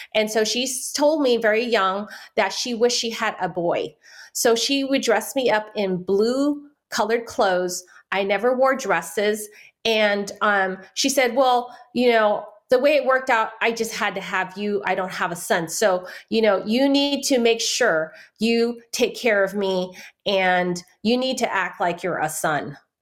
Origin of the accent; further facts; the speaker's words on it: San Francisco, California, United States; first language Chinese; English is a second language; I grew up in Chinatown